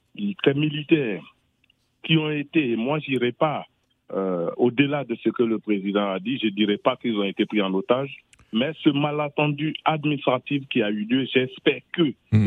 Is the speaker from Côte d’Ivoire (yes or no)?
yes; Worodougou, Woroba, Côte d’Ivoire; Le Worodougou, c'est ma région. Je suis du Worodougou et je suis du district du Woroba